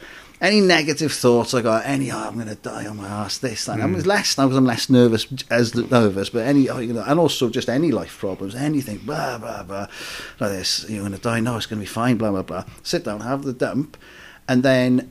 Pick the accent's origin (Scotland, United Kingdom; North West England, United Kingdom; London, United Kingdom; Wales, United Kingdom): Wales, United Kingdom; I'm a Welsh as well